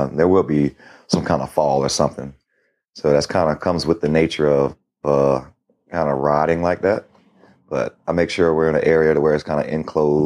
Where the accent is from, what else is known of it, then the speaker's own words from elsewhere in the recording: Florida, United States; I'm from Florida